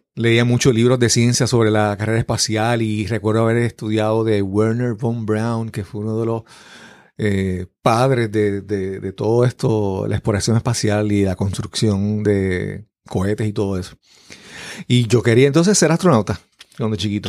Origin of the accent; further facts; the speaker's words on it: Yabucoa, Puerto Rico; yo nací en el pueblo de Yabucoa. Yabucoa es en el sureste de Puerto Rico